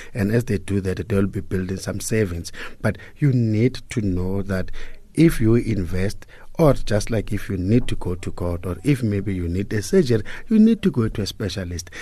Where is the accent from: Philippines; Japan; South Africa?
South Africa; Hammanskraal, Gauteng; I was born and bred in Pretoria, a town called Hammanskraal.